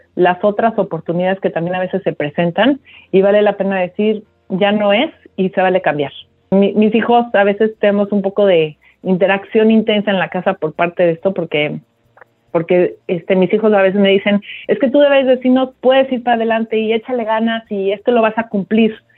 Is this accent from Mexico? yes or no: yes; Mexico City, Mexico; moved away as an adult; now in United States; yo soy de la Ciudad de México, eh, prácticamente me, me he desarrollado los últimos los primeros años de mi vida hasta los últimos 10 estuve en, la Ciudad de México